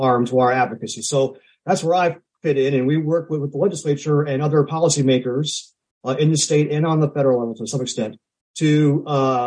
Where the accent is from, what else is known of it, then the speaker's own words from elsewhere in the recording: Omaha, Nebraska, United States; also born or lived in Syracuse, New York / Washington, D.C.; I am a native Nebraskan. I was born and raised in Omaha